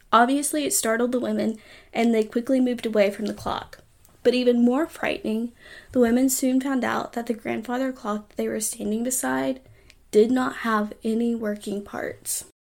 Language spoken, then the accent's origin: English; Huntsville, Alabama, United States; I grew up in Huntsville